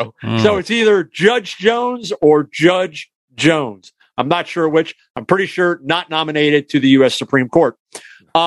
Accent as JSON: {"language": "English", "country": "Canada", "accent": "Canadian", "said": "I was going to say boots because I was slipping into my Canadian accent."}